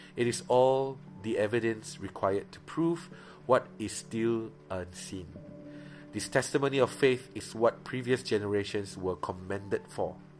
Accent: Miri, Sarawak, Malaysia; moved away; before i went back to miri before i go back to my own my hometown

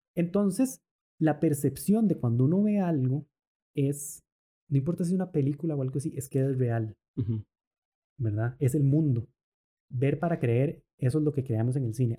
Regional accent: Costa Rica; also born or lived in Argentina; nuestro país, en Costa Rica

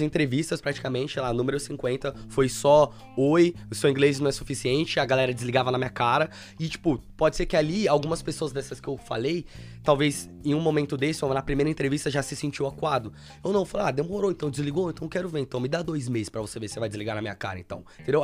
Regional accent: Suzano, São Paulo, Brazil; moved away as an adult; now in London, United Kingdom; eu sou de São Paulo, então eu morava numa, uma cidade interior chamada Suzano

